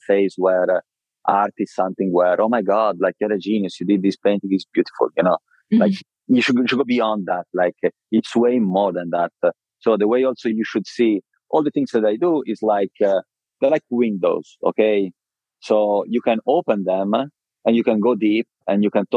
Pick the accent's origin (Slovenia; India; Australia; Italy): Italy; Viareggio, Tuscany; moved away; also born or lived in London / Miami / Milan; I was raised in Italy in a very small city called Viareggio in Tuscany.